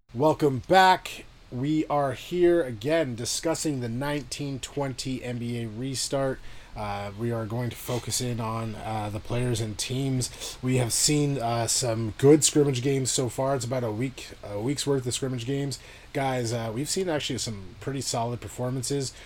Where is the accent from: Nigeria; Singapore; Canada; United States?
Canada